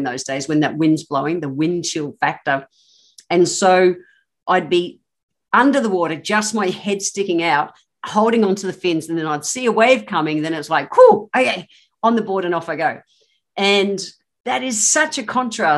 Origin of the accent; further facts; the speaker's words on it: Queensland, Australia; I am a Queenslander. I've grown up in the tropics